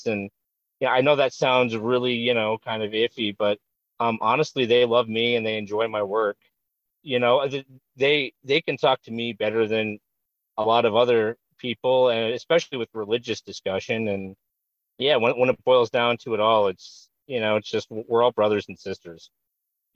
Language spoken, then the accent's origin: English; American Fork, Utah, United States; I'm originally from American Fork, Utah